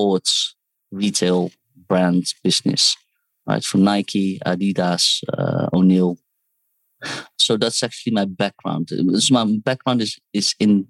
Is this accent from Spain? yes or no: no; Netherlands; moved away as an adult; also born or lived in Seoul, South Korea / United Kingdom; now in Hong Kong; Well, so I was born in Seoul, South Korea, raised in Holland. I studied there as well. I studied in the UK and then currently live in Hong Kong